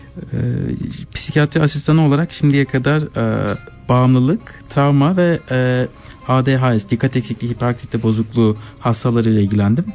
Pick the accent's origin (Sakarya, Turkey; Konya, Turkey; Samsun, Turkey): Sakarya, Turkey; Adapazarı; moved away as an adult; now in Switzerland; Ada Pazarlıyım Türkiye'den